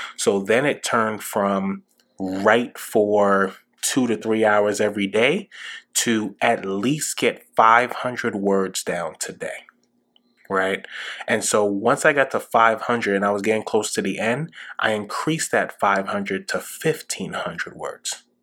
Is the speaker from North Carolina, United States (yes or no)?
no; New York City, New York, United States; growing up in New York City during 9 11